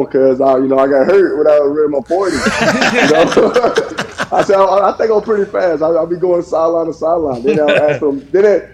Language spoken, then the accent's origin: English; Lake View, South Carolina, United States; I come from Lakeview. I graduated with 63 students.